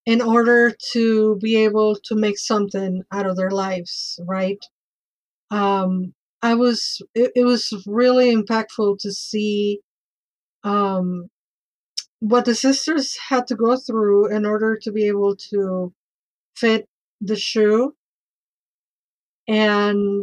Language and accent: English; Mexico; moved away; I grew up in Mexico